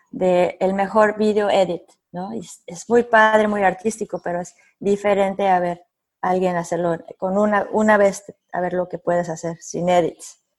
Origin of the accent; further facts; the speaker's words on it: Mexico; No sé si soy la única mexicana